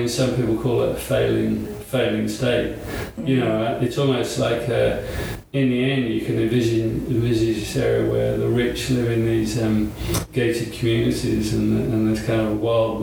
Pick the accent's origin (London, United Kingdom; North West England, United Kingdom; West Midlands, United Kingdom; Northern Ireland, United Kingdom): London, United Kingdom; moved away as an adult; now in Australia; I was born in London, in North London